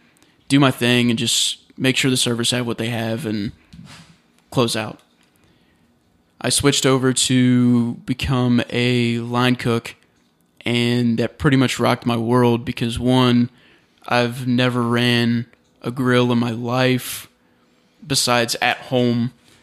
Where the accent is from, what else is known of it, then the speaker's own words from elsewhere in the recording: United States; to us, or to me as an American, I was like, no, that's definitely a city.